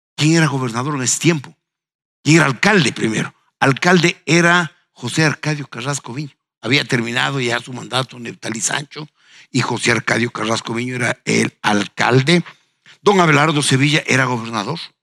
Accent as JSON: {"language": "Spanish", "town": "Ambato", "region": "Tungurahua", "country": "Ecuador", "tie": "born or raised there", "said": "en habiendo nacido en una tierra tan linda como Ambato, los ambateños tenemos"}